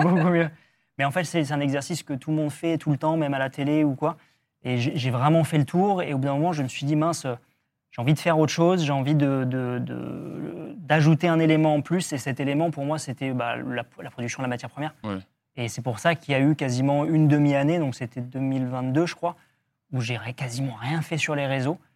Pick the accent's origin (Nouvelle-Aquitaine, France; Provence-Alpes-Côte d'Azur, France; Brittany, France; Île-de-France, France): Nouvelle-Aquitaine, France; Dordogne; moved away; je suis de Dordogne à la base, donc j'ai grandi là-bas, donc vraiment la Dordogne rurale pour le coup